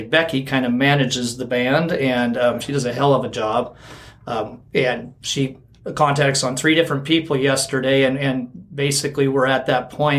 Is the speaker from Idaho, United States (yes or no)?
yes; Kellogg, Idaho, United States; born and raised. Yep. Graduated way back in 1990, Kellogg